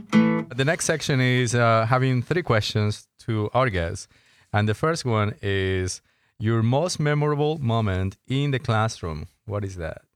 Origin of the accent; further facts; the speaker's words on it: Colombia; moved away; I'm from Colombia